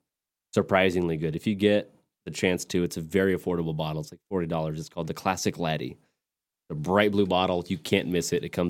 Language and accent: English; West Texas, United States; also born or lived in Tulsa, Oklahoma; now in Fort Worth, United States; my hometown was in the path of totality. So West Texas, Midland, Lubbock, that kind of area